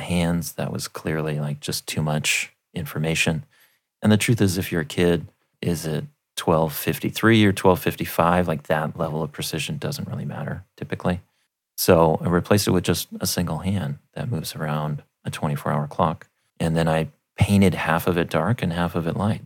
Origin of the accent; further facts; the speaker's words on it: Alaska, United States; growing up in Alaska